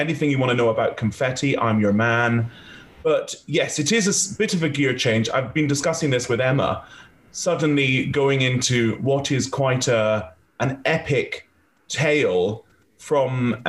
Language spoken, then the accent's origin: English; United Kingdom; We're all British, all together, working on this new British ring.